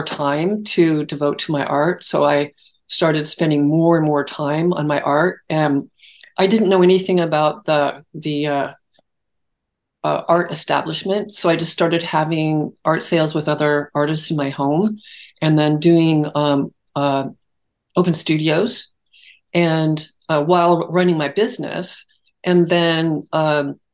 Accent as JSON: {"language": "English", "town": "Los Altos Hills", "region": "California", "country": "United States", "tie": "born or raised there", "said": "On the San Francisco Peninsula. Okay. In Los Altos Hills"}